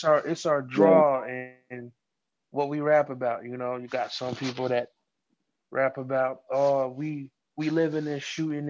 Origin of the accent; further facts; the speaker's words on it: Fayetteville, North Carolina, United States; I'm from Fayetteville, the 2-6, you know, Southeast.